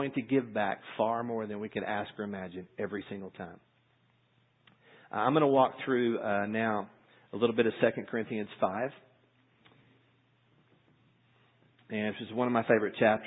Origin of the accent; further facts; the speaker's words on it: United States; as American Christians, as Western Christians